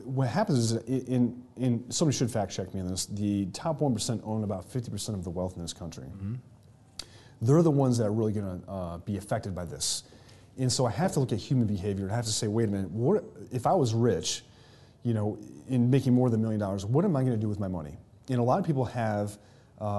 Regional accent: New York, United States; moved away; that's where my home state is

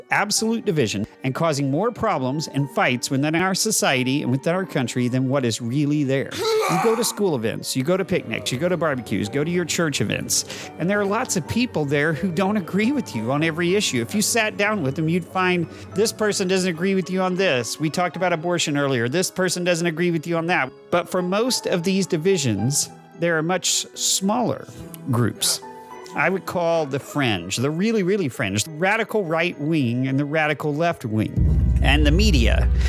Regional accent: Texas, United States; A Texan Caught in the Middle. And I am that Texan

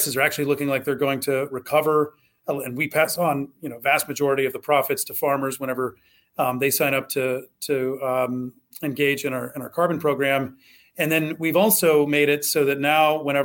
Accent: Southwest Ohio, United States; I grew up in Southwest Ohio.

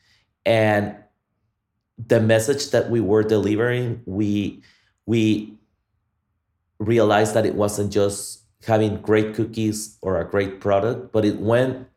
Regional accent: Guatemala; now in Austin, United States; I am from Guatemala

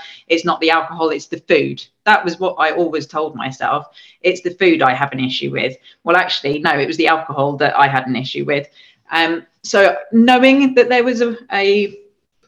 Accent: England, United Kingdom; moved away; I'm the English person there

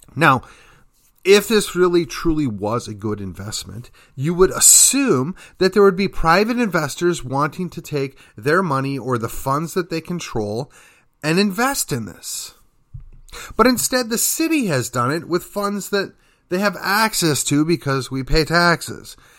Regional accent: McKinney, Texas, United States; my hometown, Uh, that would be McKinney, Texas

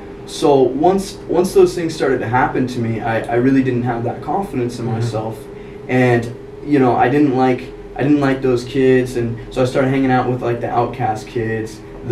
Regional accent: Rapid City, South Dakota, United States; now in Spearfish, United States; No, I'm from Rapid. Okay. From Rapid.

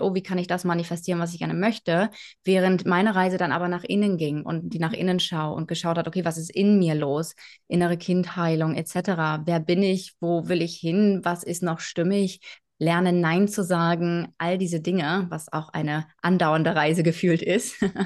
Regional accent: between Bremen and Hanover, Lower Saxony, Germany; moved away as an adult; also born or lived in Hamburg; groß geworden bin ich ähm, zwischen Bremen und Hannover in Niedersachsen

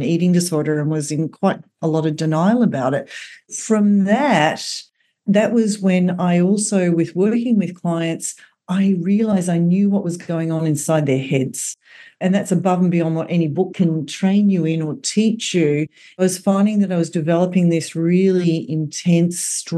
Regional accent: Australia; accent: Australian; moved away as an adult; now in New York City, United States; I'm Australian, as you can probably hear from the accent, and I've been living here in New York

